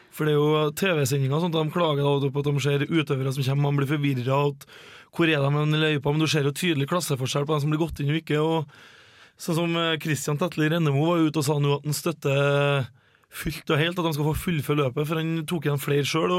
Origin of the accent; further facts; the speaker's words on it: Levanger, Trøndelag, Norway; vi er jo begge fra Levanger kommune, både jeg og Helene